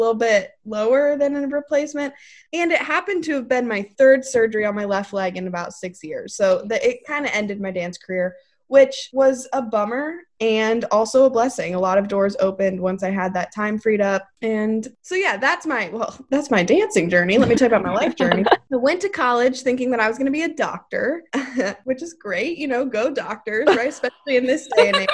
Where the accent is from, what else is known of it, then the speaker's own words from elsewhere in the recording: Mason, Ohio, United States; I lived in Mason for most of my whole life. Went to Mason High School